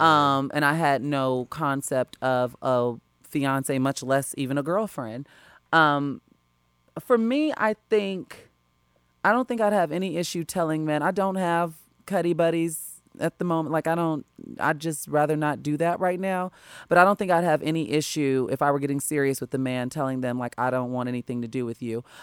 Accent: Chicago, Illinois, United States; moved away as an adult; now in Los Angeles, United States; I was raised growing up in Chicago school district

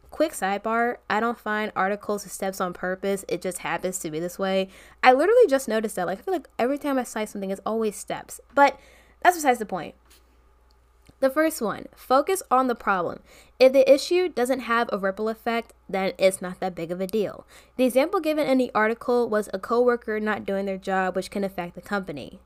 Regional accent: Maryland, United States; I'm from Maryland

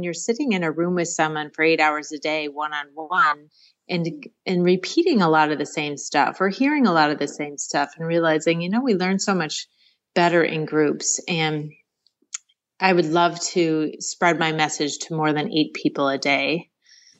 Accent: Rochester, New York, United States; I grew up, born and raised in Rochester, New York.

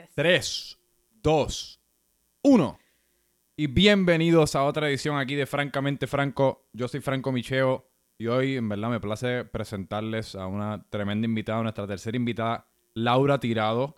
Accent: Puerto Rico; mi experiencia creciendo en Puerto Rico

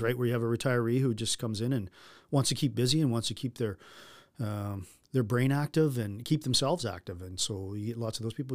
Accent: North Battleford, Saskatchewan, Canada; born or raised there

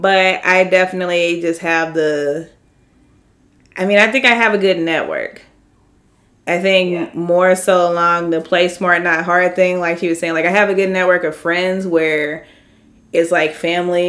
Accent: St. Louis, Missouri, United States; I grew up in St. Louis

